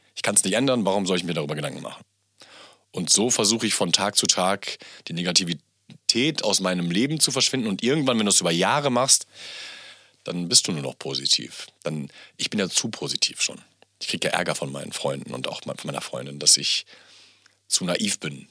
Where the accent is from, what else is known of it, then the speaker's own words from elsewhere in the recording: Bielefeld, North Rhine-Westphalia, Germany; now in Berlin, Germany; Mein Papa kommt ähm, gebürtig aus Pakistan, bin natürlich in Bielefeld groß geworden